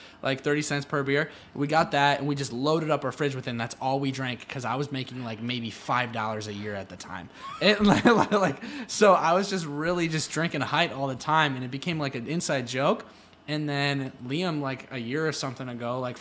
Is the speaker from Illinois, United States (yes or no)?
no; Cleveland, Ohio, United States; I'm from Cleveland, Ohio